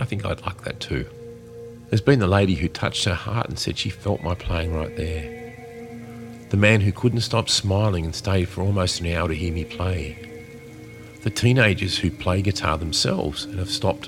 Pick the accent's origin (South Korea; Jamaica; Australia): Australia; Being Australian